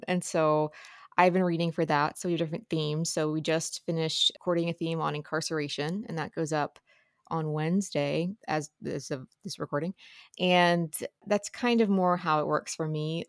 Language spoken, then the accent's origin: English; Ohio side, Ohio River Valley, United States; So, I grew up on the Ohio side.